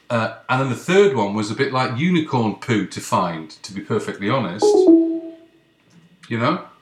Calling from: Ottawa, Ontario, Canada; I'm in I'm in Canada. i have got a New York number, but it's uh, I'm, I'm calling from Canada.

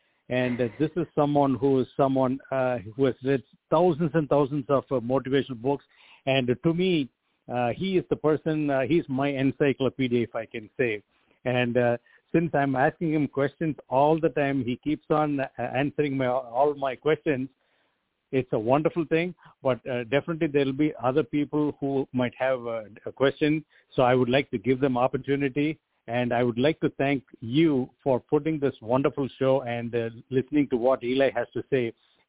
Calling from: Chicago, Illinois, United States; I'm from Chicago, Illinois.

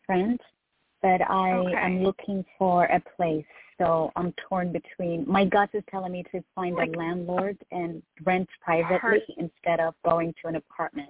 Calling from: Texas, United States; I'm calling from Texas.

